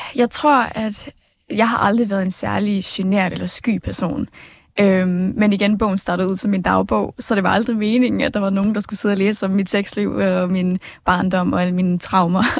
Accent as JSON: {"language": "Danish", "town": "Smørum", "region": "Capital Region of Denmark", "country": "Denmark", "said": "jeg kommer fra Smørmag"}